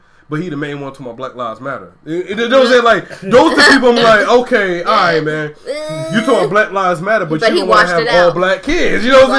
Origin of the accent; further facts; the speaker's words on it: Georgia, United States; I'm from Georgia, though.